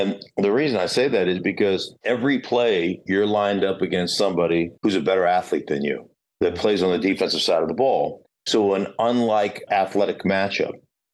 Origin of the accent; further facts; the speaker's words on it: Alaska, United States; I was from Alaska